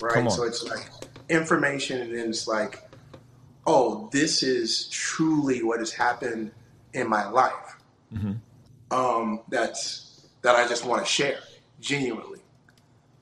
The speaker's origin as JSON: {"language": "English", "region": "North Carolina", "country": "United States", "tie": "born or raised there", "lives_now": "Charlotte, United States", "said": "I'm from North Carolina, born and raised."}